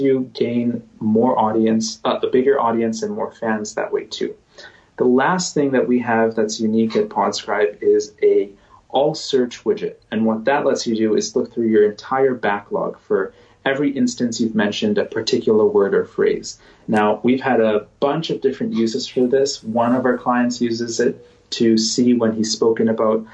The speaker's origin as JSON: {"language": "English", "country": "Canada", "said": "I'm Canadian. I live in Canada"}